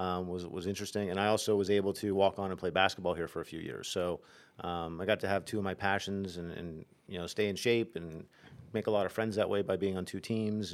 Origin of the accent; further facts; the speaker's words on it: Nazareth, Pennsylvania, United States; I grew up in Nazareth, so I was twenty, twenty-five minutes away from home.